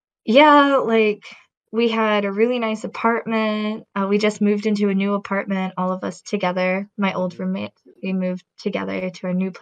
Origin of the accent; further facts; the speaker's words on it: United States; moved away as an adult; also born or lived in Oregon; now in South Korea; So I'm from America. Back in 2018, I moved from the United States to South Korea, where I've been living ever since.